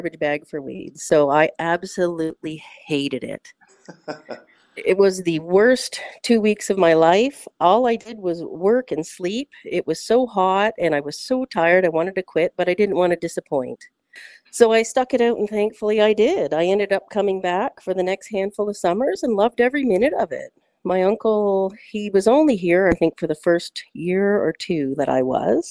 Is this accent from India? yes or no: no; Ancaster, Ontario, Canada; I'm born and raised in Ancaster